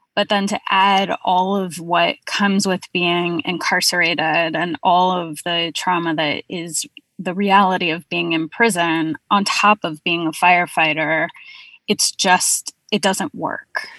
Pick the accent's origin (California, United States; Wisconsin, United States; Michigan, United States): California, United States; now in Brooklyn, United States; I'm based in Brooklyn, but I'm from California